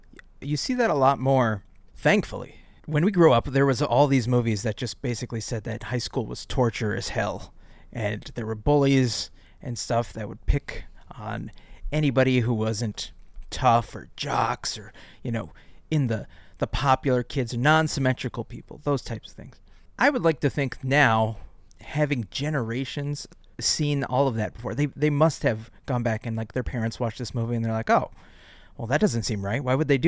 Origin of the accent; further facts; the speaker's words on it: West St. Paul, Minnesota, United States; Willie, you and I grew up in West St. Paul.